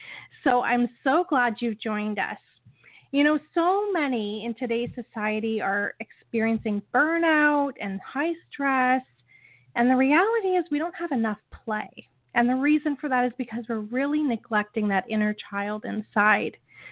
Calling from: Niagara Falls, Ontario, Canada; I am calling in from Niagara Falls, Ontario

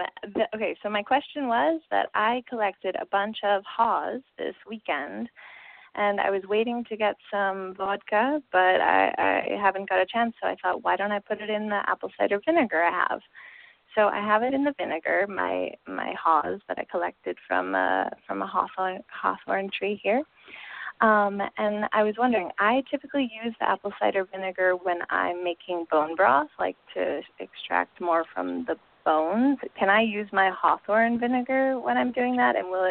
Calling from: Spain; I'm calling from Spain and it's 2:00 in the morning.

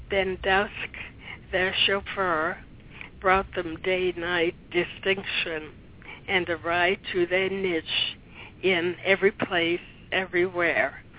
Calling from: Watertown, Massachusetts, United States

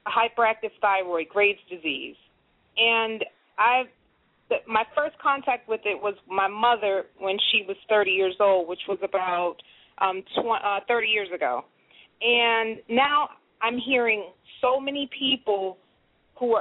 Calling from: Atlanta, Georgia, United States; I'm calling from Atlanta, Georgia.

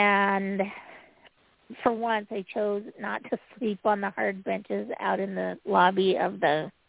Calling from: Utah, United States

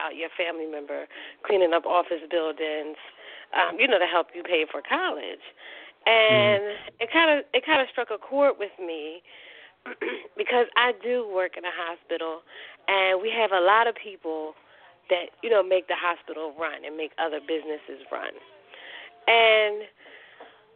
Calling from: Philadelphia, Pennsylvania, United States; I'm calling from Philadelphia

